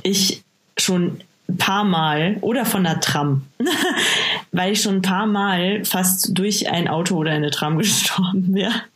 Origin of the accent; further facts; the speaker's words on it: Bad Aibling, Bavaria, Germany; moved away; ich komme ja aus Bad Aibling ursprünglich